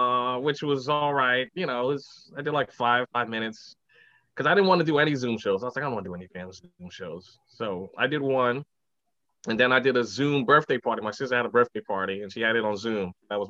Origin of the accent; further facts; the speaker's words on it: New York City, New York, United States; also born or lived in Manhattan, New York / Brooklyn, New York; I grew up in the Bronx